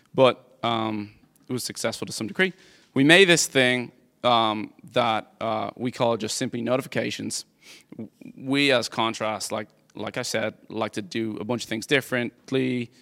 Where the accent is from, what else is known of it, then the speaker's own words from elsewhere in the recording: Dublin, Leinster, Ireland; moved away as an adult; now in United States; I grew up in Dublin, Ireland. I moved here two thousand and eleven